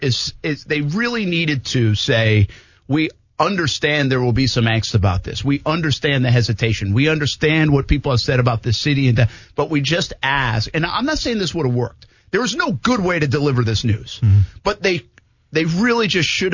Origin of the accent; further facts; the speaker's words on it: Providence, Rhode Island, United States; I'm not from Massachusetts. I'm from Rhode Island.